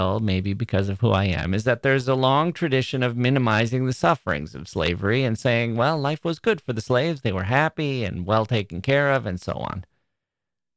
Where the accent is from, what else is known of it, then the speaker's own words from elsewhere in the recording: Wisconsin, United States; I'm from Wisconsin